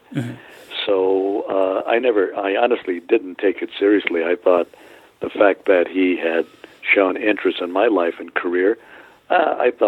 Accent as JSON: {"language": "English", "town": "Santa Barbara", "region": "California", "country": "United States", "tie": "born or raised there", "said": "my hometown of Santa Barbara"}